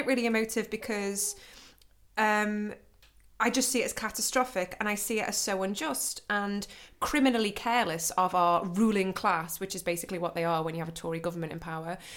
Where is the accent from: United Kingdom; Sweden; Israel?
United Kingdom; now in Germany; being British